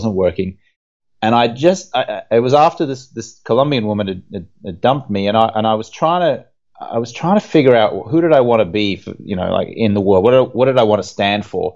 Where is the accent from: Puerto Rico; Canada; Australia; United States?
Australia; Brisbane, Queensland; moved away as an adult; also born or lived in London; I grew up in Brisbane in Australia